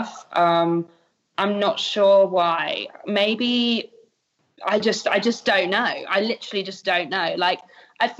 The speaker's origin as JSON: {"language": "English", "country": "United Kingdom", "said": "I'm a Brit"}